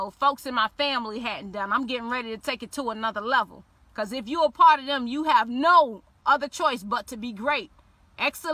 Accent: Miami, Florida, United States; I'm from Liberty City, and some of y'all don't know what Liberty City is, okay? Liberty City is a place in Miami

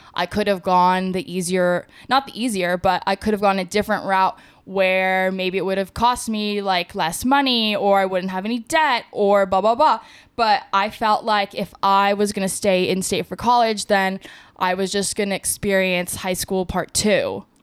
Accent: Las Vegas, Nevada, United States; moved away as an adult; also born or lived in San Diego; I'm from Vegas

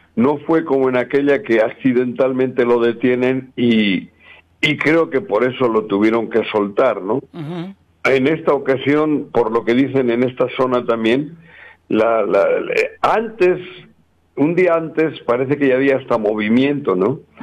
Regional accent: Cuernavaca, Morelos, Mexico; moved away; also born or lived in Jalisco; soy de Cuernavaca

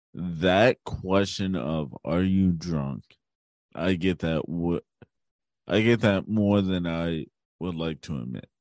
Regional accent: Hagerstown, Maryland, United States; also born or lived in Baltimore, Maryland; I was born in Baltimore, Maryland, and I grew up in Hagerstown.

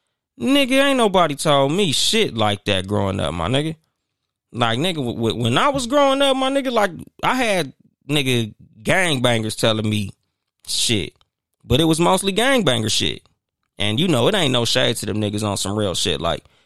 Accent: Compton, California, United States; yeah, I'm from Compton.

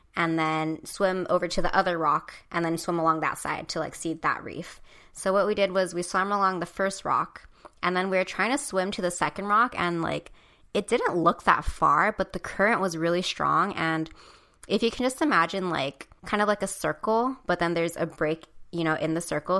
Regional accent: Hawaii, United States; growing up in Hawaii

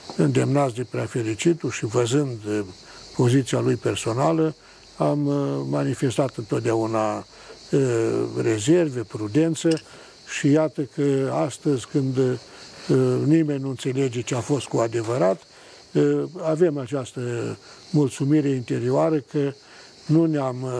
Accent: Botoșani County, Romania; din același județ în care m-am născut și eu

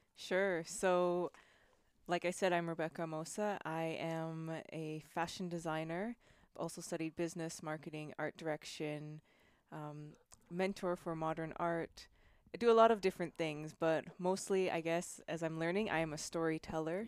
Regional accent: Canada; also born or lived in Spain / Italy / Germany; now in California, United States; born and raised in Canada and moved to Spain.

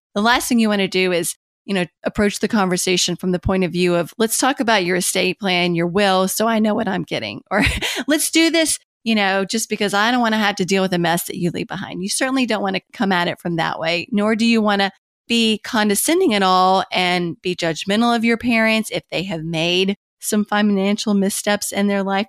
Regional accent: Kentucky, United States; moved away as an adult; also born or lived in Washington, D.C.; I had moved back to Kentucky, which is my home state, from Washington, D C

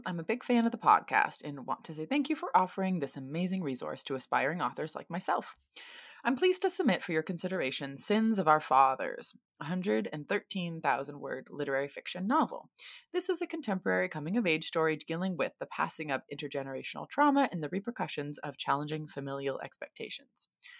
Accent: United States; now in Sydney, Australia; I'm an American currently living in Sydney, Australia, and this would be my publishing debut.

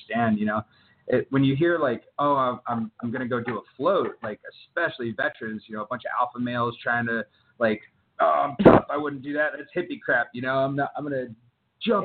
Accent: Texas, United States; now in South Carolina, United States; I grew up in Texas

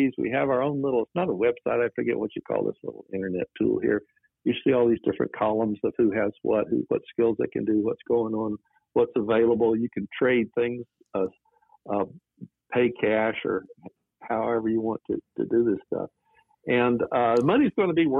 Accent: Georgia, United States; moved away as an adult; also born or lived in North Chicago, Illinois / San Francisco Bay Area, California; in Georgia where I grew up

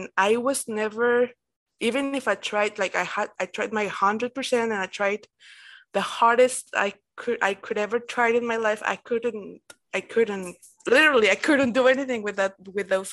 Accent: Mexico; I'm from Mexico

